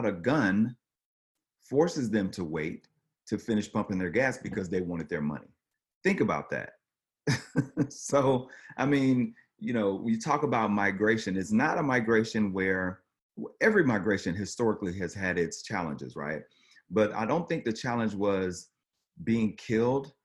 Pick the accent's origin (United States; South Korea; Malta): United States; the South; growing up in the South